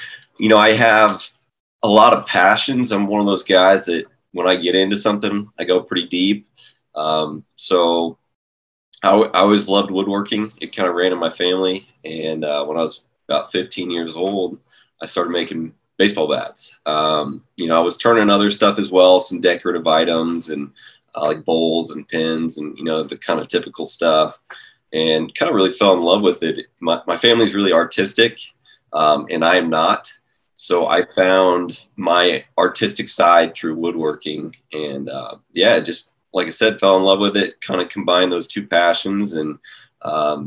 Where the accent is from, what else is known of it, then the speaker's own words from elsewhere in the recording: Overland Park, Kansas, United States; I grew up in Overland Park, Kansas, just a suburb of Kansas City